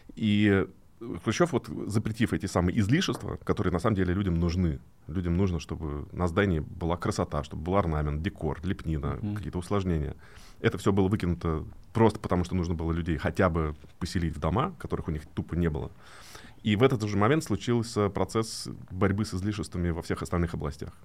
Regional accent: Moscow, Russia; где я вырос в Москве, такой район Медведково с панельными этажами

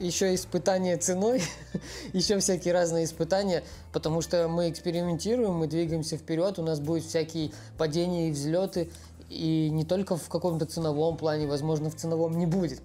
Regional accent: Ukraine; я из Украины

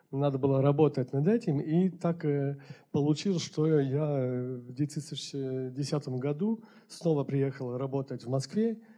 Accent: Paris, Île-de-France, France; born there; так что я уже родился в Париже.

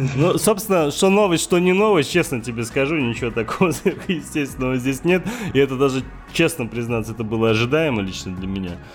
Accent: Dagestan, Russia; сам дагестанец

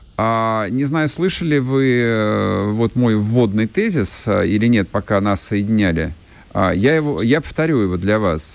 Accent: Russia; Я всю жизнь тут живу

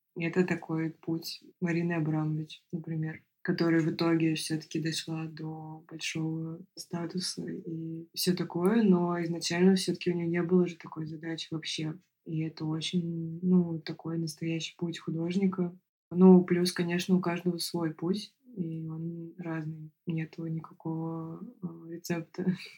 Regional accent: Moscow, Russia; я художник из Москвы

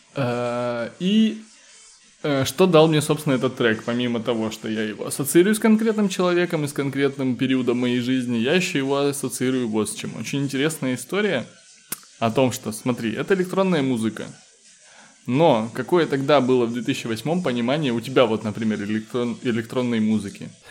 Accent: Kitovo, Russia; не в городе, а в моем родном селе в Китово

